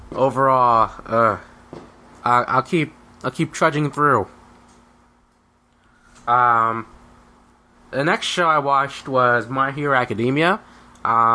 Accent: United States; as an American

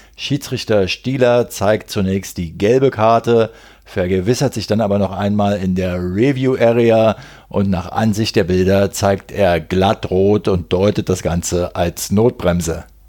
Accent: Berlin, Germany; als Berliner

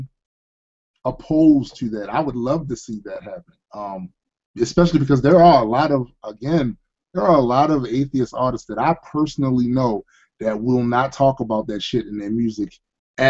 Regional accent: Baltimore, Maryland, United States; I come from Baltimore, Maryland

